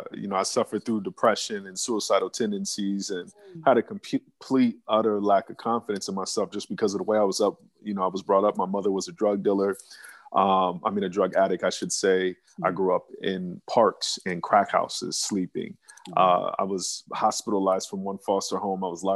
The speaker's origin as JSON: {"language": "English", "region": "New York", "country": "United States", "tie": "born or raised there", "also_born_or_lived": "Phoenix, Arizona", "said": "I grew up at a couple different places. I'm originally from Phoenix, Arizona, but I spent like the first 10 years of my life in New York. So New York is kind of where I was raised, and I moved back to Phoenix."}